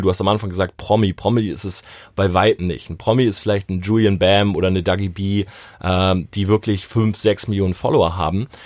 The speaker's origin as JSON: {"language": "German", "town": "Delmenhorst", "region": "Lower Saxony", "country": "Germany", "tie": "born or raised there", "moved": "yes", "said": "ich komme ursprünglich aus Delmenhorst."}